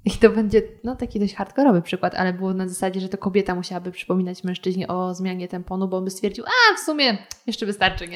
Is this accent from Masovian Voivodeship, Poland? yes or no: no; Lower Silesian Voivodeship, Poland; now in Warsaw, Poland; oryginalnie pochodzę z Dolnego Śląska